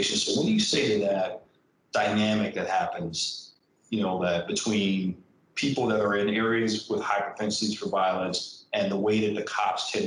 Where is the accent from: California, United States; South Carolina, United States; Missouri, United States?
California, United States; San Diego; growing up in Southeast San Diego, that if I got stopped by the cops and I didn't run, I was getting my ass whooped